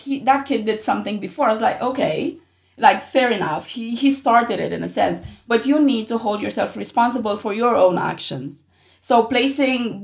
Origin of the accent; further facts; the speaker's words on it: Romania; moved away; I grew up in Romania, so boys are supposed to be strong